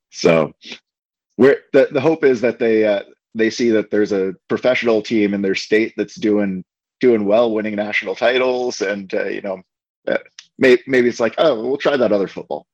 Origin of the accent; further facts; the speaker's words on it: Portland, Maine, United States; also born or lived in Canada; now in Omaha, United States; I was born and raised in Portland, Maine, which is in the northeastern part of uh, the United States.